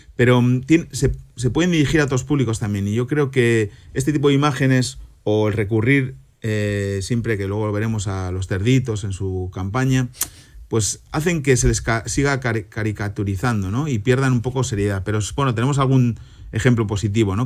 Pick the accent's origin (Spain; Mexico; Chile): Spain; Santoña, Cantabria; now in Germany; estoy volando camino a mi pueblo, a Santoña, donde el viernes que viene, a esta hora, a la hora de comer, estaré comiendo anchoas y bocartes rebozados que va a preparar mi madre.